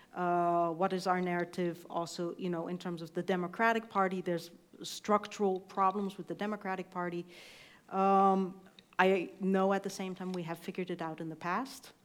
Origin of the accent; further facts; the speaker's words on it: East Coast, United States; also born or lived in Iowa; I was coming from the East Coast